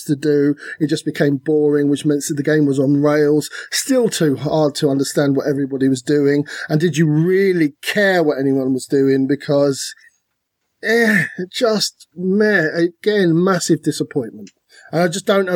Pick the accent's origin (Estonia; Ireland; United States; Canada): Ireland; We're Irish